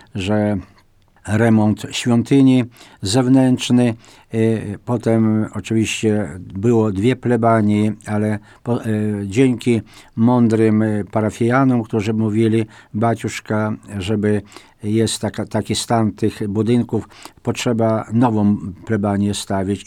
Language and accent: Polish; Wajków, Podlaskie Voivodeship, Poland; W Mielniku nad Bugiem, a moja rodzinna wieś, Wajków